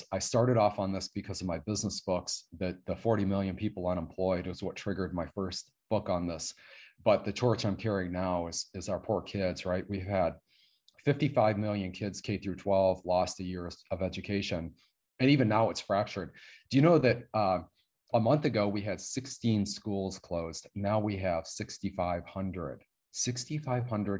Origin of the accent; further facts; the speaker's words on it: Michigan, United States; now in Texas, United States; I'm from Michigan.